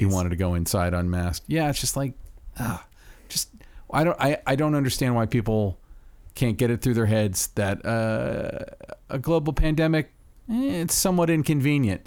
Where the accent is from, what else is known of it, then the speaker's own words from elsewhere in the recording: Florida, United States; my home state of Florida